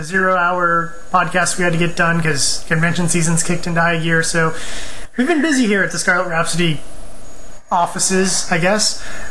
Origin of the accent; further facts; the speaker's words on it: California, United States; I like the Clippers because I'm from Orange County, like most Orange County people